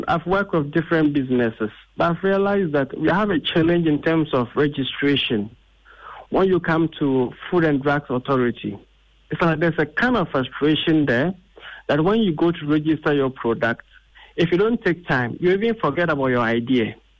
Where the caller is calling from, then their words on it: Accra, Greater Accra, Ghana; a public speaking coach, and I'm calling from Accra.